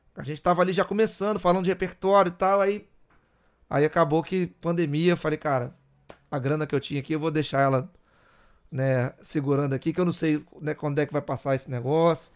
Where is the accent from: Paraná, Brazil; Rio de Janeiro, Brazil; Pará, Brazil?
Rio de Janeiro, Brazil; parte da minha vida que eu morei no Morro da Serrinha